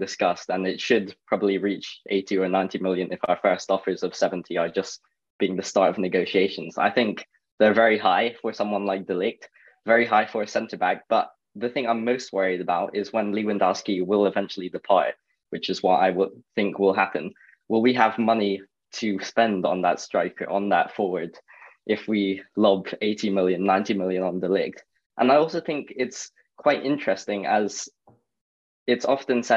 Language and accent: English; Scotland, United Kingdom; I'm not even English, I'm Scottish